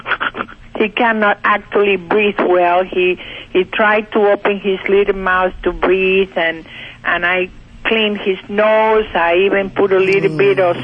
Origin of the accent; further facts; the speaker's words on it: Cuba; now in Pennsylvania, United States; Originally from Cuba